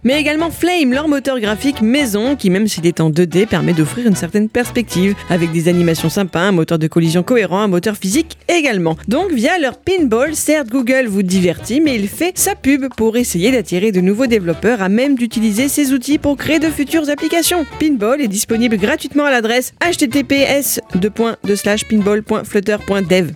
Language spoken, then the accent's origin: French; Brittany, France; chez nous en Bretagne